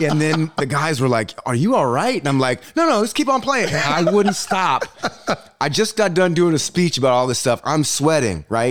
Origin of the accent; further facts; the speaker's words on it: Berkeley, California, United States; moved away as an adult; also born or lived in Michigan; I grew up in Berkeley, California